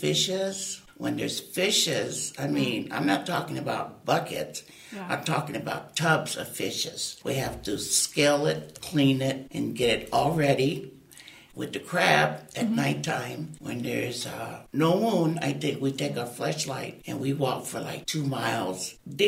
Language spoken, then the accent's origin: English; Oahu, Hawaii, United States; I was born and raised in Hawaii on the island of Oahu.